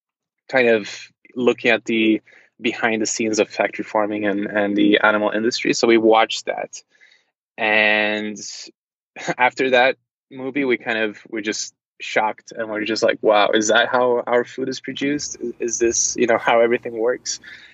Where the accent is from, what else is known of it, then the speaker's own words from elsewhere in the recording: Charlotte, North Carolina, United States; born there; also born or lived in Brazil / Norway; I was born in the States in Charlotte, North Carolina, but I've basically never lived in the States apart from, you know, maybe 4 years or 3 years of my life. And most of my time I've spent in Brazil, different parts of Europe, Norway.